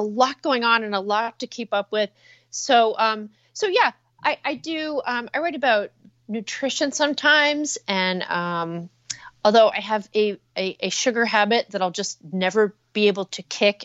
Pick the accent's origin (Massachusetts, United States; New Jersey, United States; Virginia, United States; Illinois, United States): New Jersey, United States; I'm from New Jersey